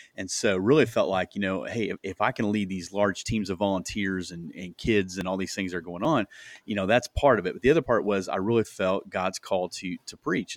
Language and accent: English; Iowa, United States; moved away as an adult; now in Indianapolis, United States; we moved from Iowa. That's where we're at, originally from